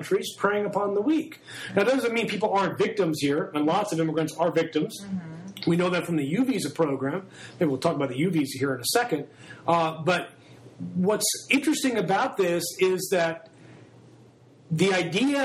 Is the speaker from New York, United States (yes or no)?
yes; New York, United States; I grew up in New York in the 60s and 70s